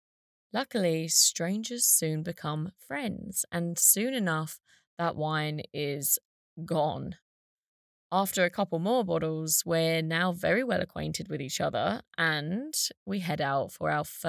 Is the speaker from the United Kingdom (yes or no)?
yes; Essex, East of England, United Kingdom; moved away; I was from Essex